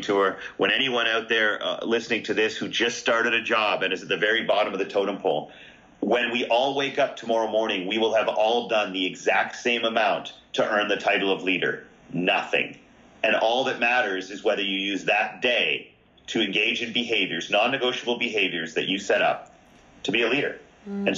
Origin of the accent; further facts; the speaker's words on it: Canada; I'm Canadian.